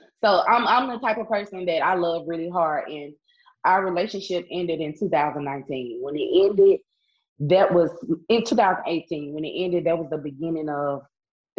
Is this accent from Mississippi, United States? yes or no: yes; Itta Bena, Mississippi, United States; also born or lived in Jackson, Mississippi; I had to move back home to my hometown, Itabena